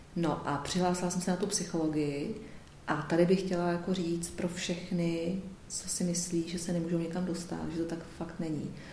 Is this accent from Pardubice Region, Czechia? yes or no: yes; Pardubice, Pardubice Region, Czechia; moved away; já jsem původně z Pardubic